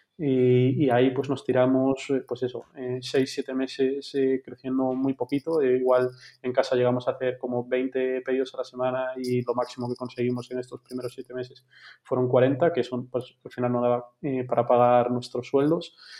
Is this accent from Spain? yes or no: yes; Vigo, Galicia, Spain; moved away as an adult; now in Madrid, Spain; tengo 33 años, soy de Vigo